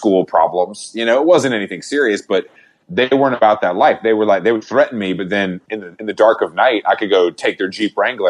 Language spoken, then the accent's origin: English; Conyers, Georgia, United States; moved away as an adult; also born or lived in Atlanta / New York; I was born in Atlanta.